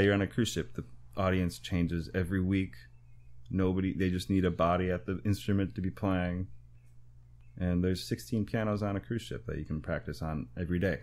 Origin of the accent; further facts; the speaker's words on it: Waupaca, Wisconsin, United States; moved away as an adult; now in New York, United States; I grew up in the Midwest playing rock and roll